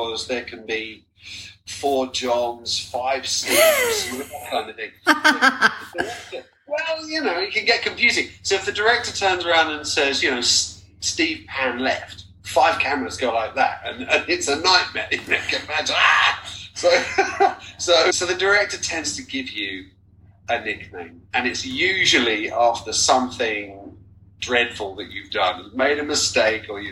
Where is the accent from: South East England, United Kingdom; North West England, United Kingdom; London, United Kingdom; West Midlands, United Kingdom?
South East England, United Kingdom; Tenterden; I was born in Tenterden in Kent, a little steam train village